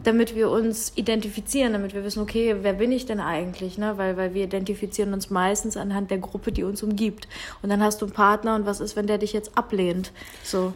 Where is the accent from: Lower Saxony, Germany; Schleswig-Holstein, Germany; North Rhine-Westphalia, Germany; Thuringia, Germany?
North Rhine-Westphalia, Germany; Cologne; Eigentlich kommen wir aus derselben Stadt, aus Köln